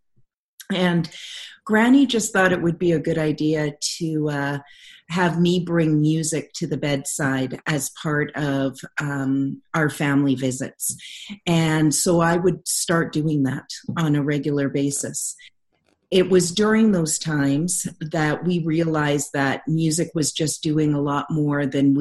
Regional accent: Lower Mainland, British Columbia, Canada; moved away as an adult; now in Calgary, Canada; graduating from my hometown in Lower Mainland, British Columbia, to moving to Calgary for my internship. And I just have never left here.

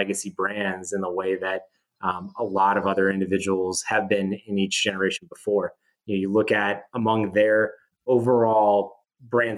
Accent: Wisconsin, United States; I grew up in Wisconsin

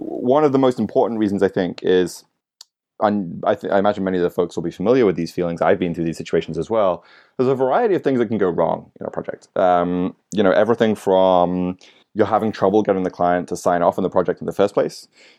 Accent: United Kingdom; born there; now in New York City, United States; So I'm a Brit by birth, but live in New York City, been here for about 9 years.

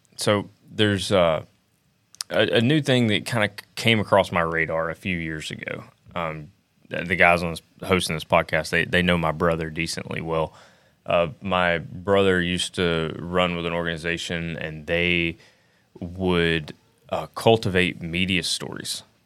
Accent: Alabama, United States; I'm from Alabama

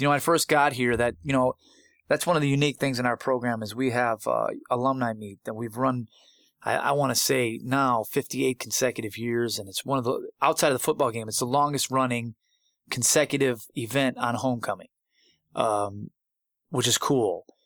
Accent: Buffalo, New York, United States; born or raised there; moved away

